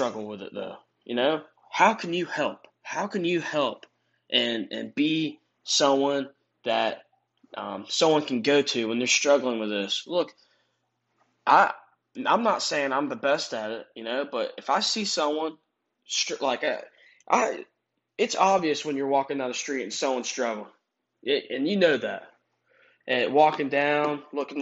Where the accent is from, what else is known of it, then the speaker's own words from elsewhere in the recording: United States; I'm from America